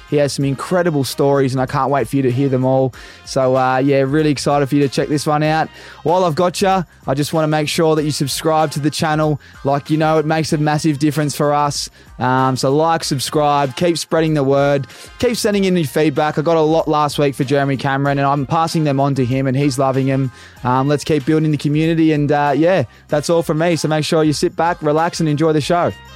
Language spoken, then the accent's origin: English; Australia; being an Aussie